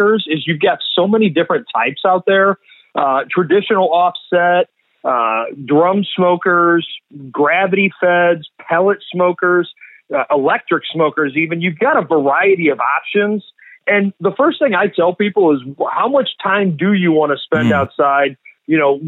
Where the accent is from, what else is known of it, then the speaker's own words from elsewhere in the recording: St. Louis, Missouri, United States; also born or lived in Kansas City; I'm from St. Louis, though, born and raised, and diehard Cardinals